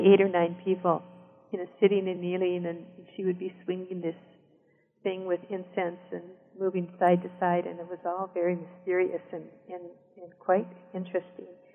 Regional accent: southern Black Hills of South Dakota, United States; also born or lived in Rosebud Indian Reservation, South Dakota; So I also grew up in the southern Black Hills of South Dakota.

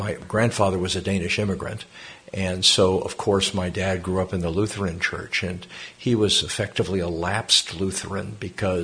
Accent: Lexington, Massachusetts, United States; moved away as an adult; also born or lived in Switzerland / Canada / Kenya; I grew up in Lexington, Massachusetts, not too far from here

